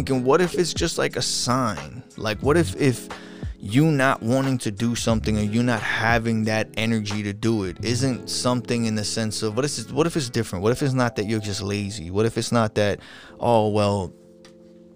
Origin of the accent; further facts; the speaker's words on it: Long Island, New York, United States; accent: New Yorkian Long Islandish; I'm from Long Island, New York.